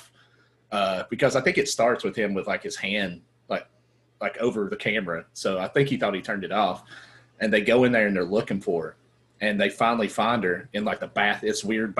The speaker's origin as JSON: {"language": "English", "town": "Hampton", "region": "Tennessee", "country": "United States", "tie": "born or raised there", "said": "I grew up in Hampton, Tennessee"}